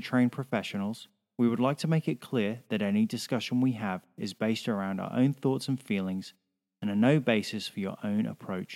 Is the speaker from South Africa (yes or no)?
no; England, United Kingdom; now in Australia; I'm English.